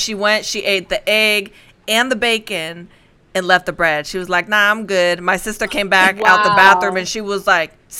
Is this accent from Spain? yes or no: yes; Spain; I'm from Spain